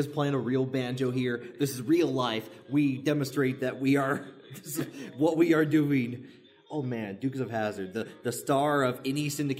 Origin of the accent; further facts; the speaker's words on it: the South, United States; We are from the South.